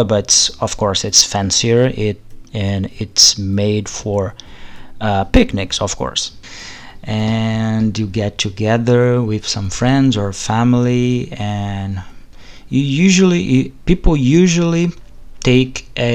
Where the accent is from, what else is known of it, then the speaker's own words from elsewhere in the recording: Rio de Janeiro, Brazil; Rio de Janeiro, yeah, my hometown